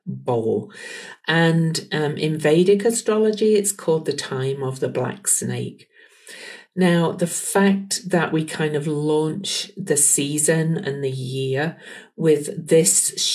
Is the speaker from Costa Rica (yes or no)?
no; United Kingdom; now in Salt Lake City, United States; I'm from the UK